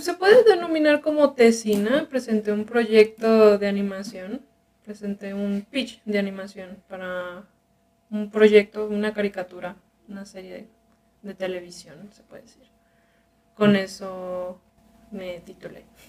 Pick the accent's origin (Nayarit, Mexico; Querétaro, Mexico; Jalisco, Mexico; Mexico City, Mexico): Jalisco, Mexico; Guadalajara; also born or lived in Culiacán, Sinaloa; originalmente soy de Sinaloa. soy de, de la capital, de Culiacán. Y de pequeño nos venimos acá a, a Guadalajara, así que mi educación y así la he tenido aquí en la ciudad